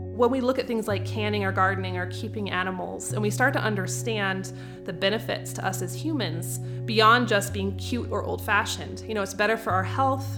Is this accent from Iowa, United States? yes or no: no; North Idaho, United States; moved away as an adult; also born or lived in Cheyenne, Wyoming; So I was originally from North Idaho. I moved all the way down to Cheyenne, about twelve hundred miles to go to school